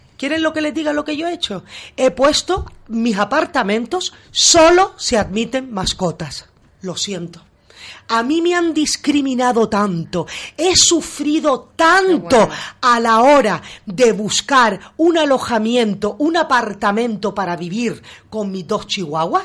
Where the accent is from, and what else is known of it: Gran Canaria, Canary Islands, Spain; now in Beverly Hills, United States